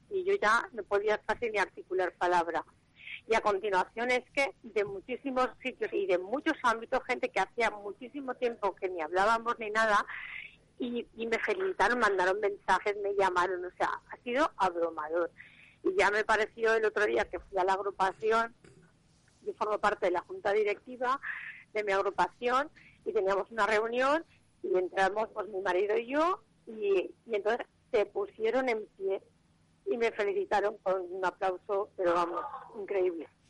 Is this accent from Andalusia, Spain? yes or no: no; Valencia, Valencian Community, Spain; me considero una mujer valenciana a la que le gustan todas las fiestas que hacen en la ciudad